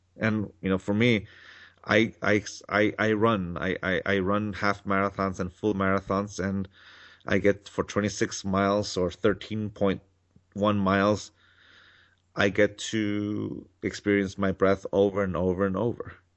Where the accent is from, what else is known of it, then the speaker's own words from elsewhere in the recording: Mexico; now in California, United States; I grew up in Mexico.